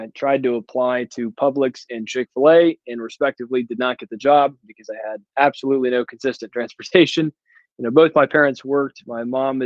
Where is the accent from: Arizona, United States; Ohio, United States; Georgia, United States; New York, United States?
Georgia, United States; Atlanta; from Atlanta, Georgia, and I work all around the North Georgia area